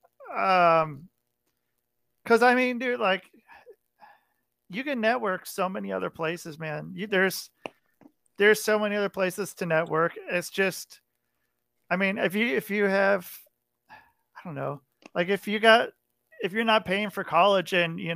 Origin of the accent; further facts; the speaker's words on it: near Portland, Oregon, United States; moved away; I grew up near Portland, Oregon